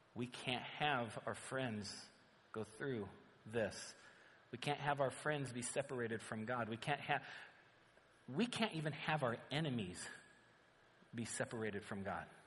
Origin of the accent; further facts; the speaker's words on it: Southern California, United States; we're from Southern California